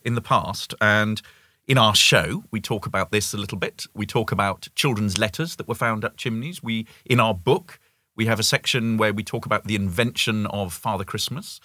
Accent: United Kingdom; moved away as an adult; as a Brit

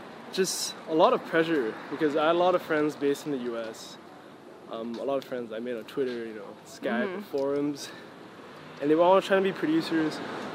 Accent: Singapore; growing up in Singapore was great because I was alone all the time.

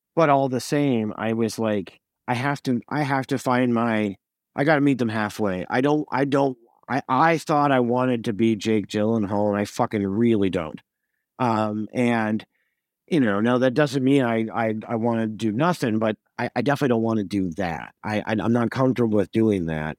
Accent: Montreal, Quebec, Canada; I was from Montreal

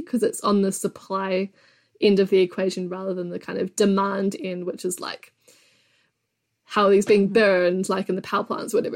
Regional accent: New Zealand; I'm from New Zealand

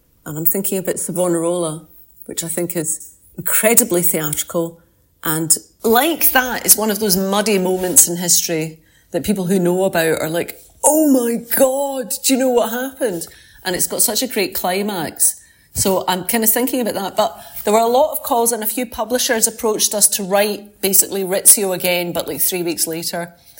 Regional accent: Scotland, United Kingdom; Not in Scotland. I'm a Scottish lawyer.

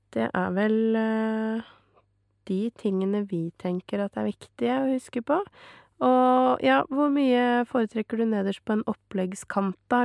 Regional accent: Norway; Men jeg er norsk

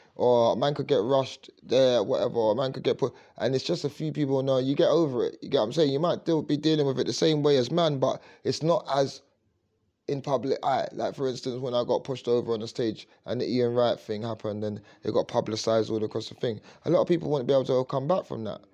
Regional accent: London, United Kingdom; I grew up in Leytonstone.

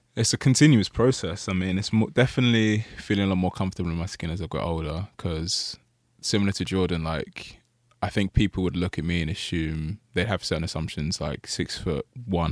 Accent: Nigeria; we're Nigerian

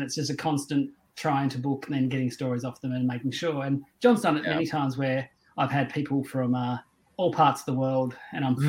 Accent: Tasmania, Australia; I grew up in Tasmania

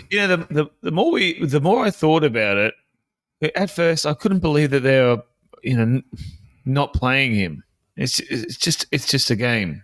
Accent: Queensland, Australia; as a Queenslander

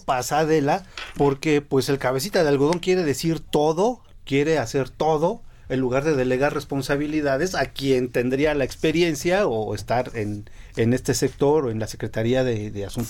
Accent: Mexico; lo que somos como mexicanos

